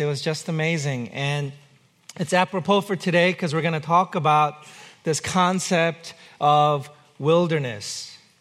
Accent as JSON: {"language": "English", "country": "United States", "said": "I'm an American, I live here."}